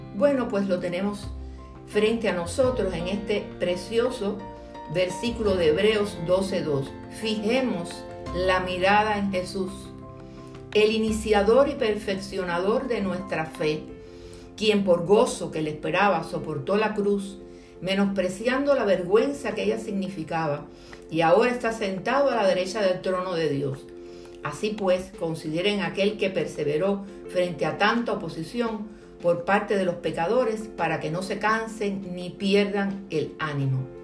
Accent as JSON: {"language": "Spanish", "country": "Cuba", "said": "mi tierra cubana"}